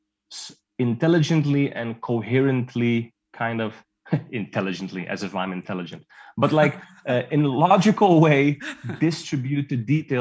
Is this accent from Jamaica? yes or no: no; Netherlands; I was born and raised in Holland.